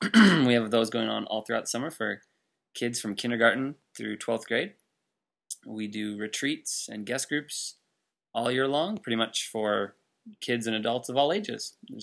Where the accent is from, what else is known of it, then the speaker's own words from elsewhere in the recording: Northwest Iowa, United States; moved away as an adult; also born or lived in Sioux Falls, South Dakota; as I said, and I am originally from Northwest Iowa. We got married July of last year, and we moved to Sioux Falls, South Dakota.